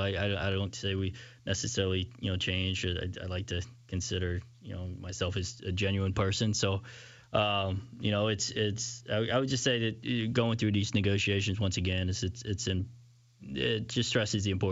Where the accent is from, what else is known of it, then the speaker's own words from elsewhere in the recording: Louisiana, United States; I growing up in Louisiana, huge Saints fan growing up